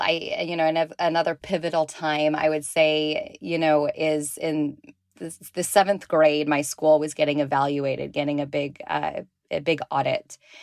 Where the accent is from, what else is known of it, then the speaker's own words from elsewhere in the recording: Walnut Creek, California, United States; I grew up in the San Francisco Bay Area in Walnut Creek, California.